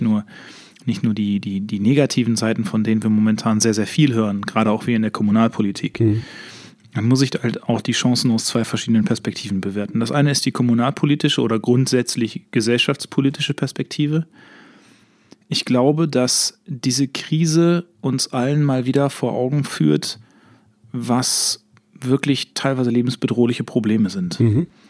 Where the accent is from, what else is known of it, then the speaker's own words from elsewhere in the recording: Herne, North Rhine-Westphalia, Germany; bei uns in Herne